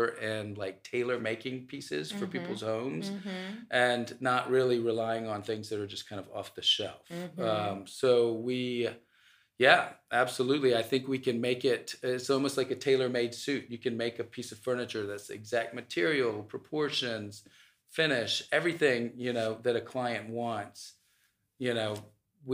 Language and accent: English; Atlanta, Georgia, United States; I'm Egyptian American. I was born in the U.S. I was born in Atlanta, actually, at Emory.